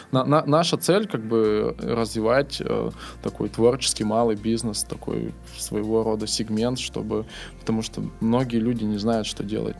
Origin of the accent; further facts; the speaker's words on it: Irkutsk, Irkutsk Oblast, Russia; moved away as an adult; now in Saint Petersburg, Russia; я сам из Иркутска, недалеко от Байкала